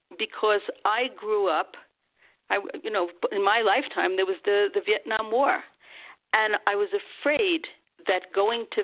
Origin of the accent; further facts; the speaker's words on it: United States; I'm an American